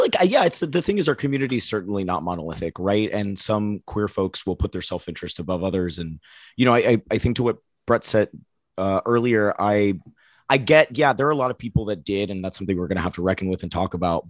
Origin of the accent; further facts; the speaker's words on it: Oviedo, Florida, United States; I grew up in Florida